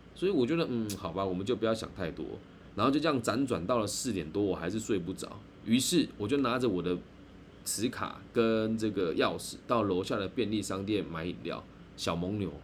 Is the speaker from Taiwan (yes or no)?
yes; Taiwan; 我是台湾人